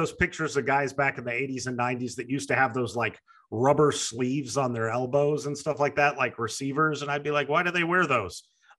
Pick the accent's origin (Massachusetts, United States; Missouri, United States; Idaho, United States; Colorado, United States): Missouri, United States; Springfield; I grew up in Springfield, Missouri.